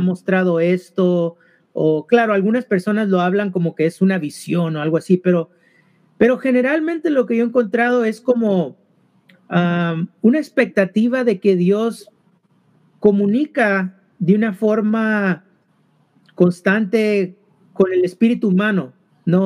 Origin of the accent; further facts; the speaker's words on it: California, United States; also born or lived in Mexico (parents); now in Boston, United States; somos originalmente de ah, el estado de California